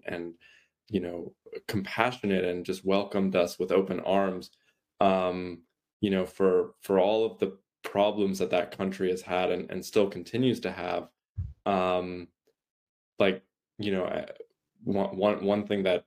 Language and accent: English; United States; I was born in the States